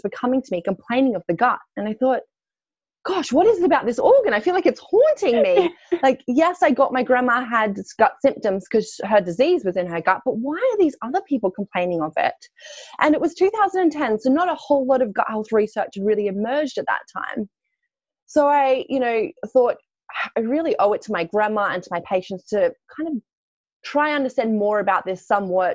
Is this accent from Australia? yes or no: yes; Australia; moved away as an adult; now in London, United Kingdom; I am Australian, slightly. So I grew up actually on a farm in Australia